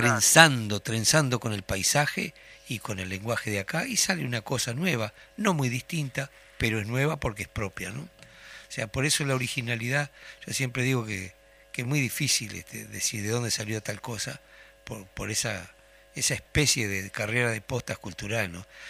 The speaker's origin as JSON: {"language": "Spanish", "region": "Tacuarembó", "country": "Uruguay", "tie": "born or raised there", "moved": "yes", "lives_now": "Montevideo, Uruguay", "said": "soy de Tacuarembó"}